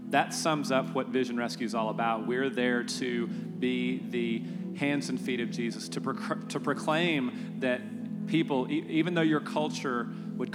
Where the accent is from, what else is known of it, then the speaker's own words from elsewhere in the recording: Texas, United States; I'm a Texan, I'm in Texas.